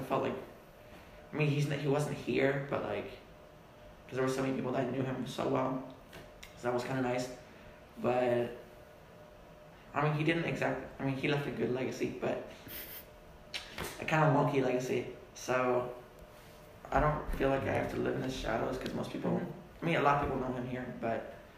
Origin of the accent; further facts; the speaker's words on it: Germany; My parents serve in Germany. Mm-hmm. I've lived there basically all my life. I speak German fluently.